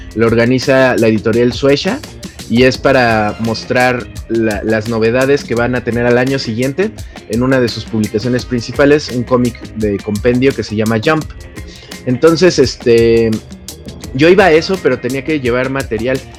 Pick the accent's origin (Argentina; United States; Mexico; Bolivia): Mexico; soy un reportero de México